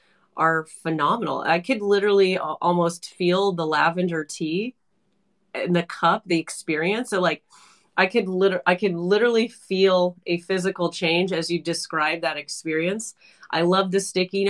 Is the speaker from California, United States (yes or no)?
yes; California, United States; I was born and raised in California, so I'm like I have an aversion to cold, but I'm in Toronto at the moment right now